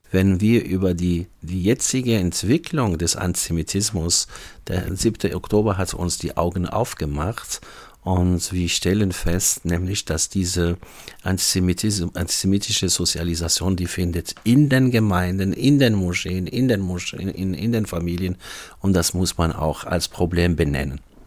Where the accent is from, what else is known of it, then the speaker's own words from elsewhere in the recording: Algeria; German is a second language; moved away as an adult; now in Freiburg, Germany; Also ich stamme aus Algerien und ich kam im Jahr 1992 hierher wegen dem Studium und äh, man ist antisemitisch aufgewachsen in Algerien